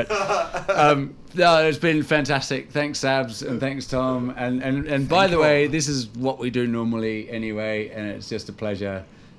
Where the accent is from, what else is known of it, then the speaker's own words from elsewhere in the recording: Ireland; I'm Irish.